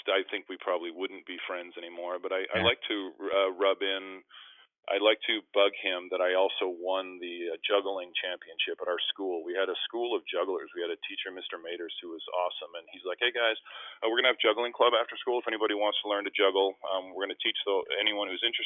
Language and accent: English; Winnipeg, Manitoba, Canada; moved away; also born or lived in Philadelphia / Vancouver; in Winnipeg in my hometown